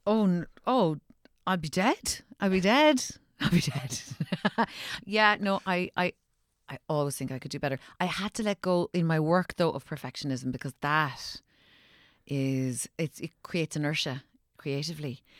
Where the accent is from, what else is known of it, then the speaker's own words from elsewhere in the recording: Ireland; growing up in Ireland where we're so superstitious